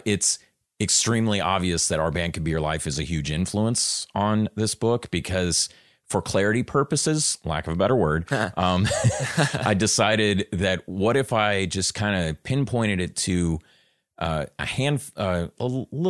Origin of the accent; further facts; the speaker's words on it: Houston, Texas, United States; also born or lived in New Orleans, Louisiana; I was born in New Orleans, but spent most of my childhood in Houston.